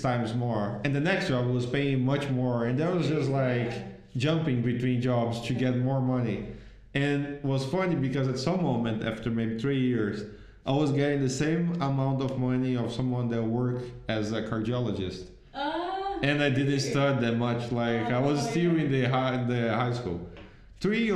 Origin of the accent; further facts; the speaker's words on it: Itaboraí, Rio de Janeiro, Brazil; English is a second language; moved away as an adult; now in Iceland; I came from Jardim Catarina, Itaboraí